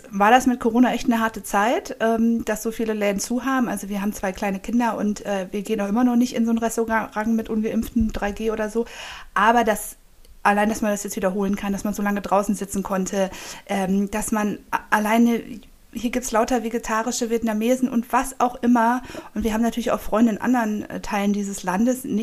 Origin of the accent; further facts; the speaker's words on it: Hanover, Lower Saxony, Germany; Ja, ich komme aus Hannover und ich mag diese Stadt sehr, sehr gerne.